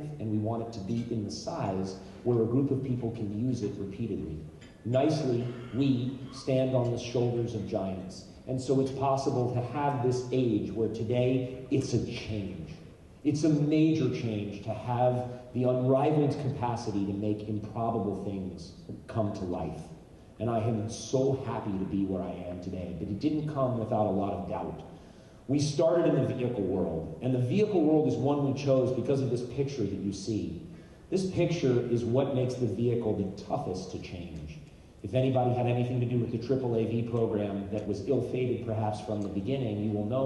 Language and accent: English; United States; as a patriot and as an American and as a diehard Marine